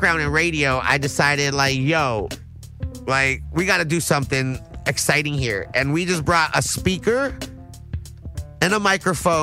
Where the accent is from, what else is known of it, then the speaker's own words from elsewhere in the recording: United States; we're both from the Valley